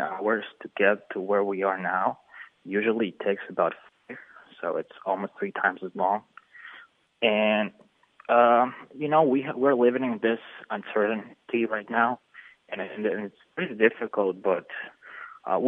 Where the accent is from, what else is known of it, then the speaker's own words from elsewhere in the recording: Kyiv, Ukraine; moved away as an adult; also born or lived in United States; now in Western Ukraine; I was born in Kiev, and I lived there, but we had to move to Western Ukraine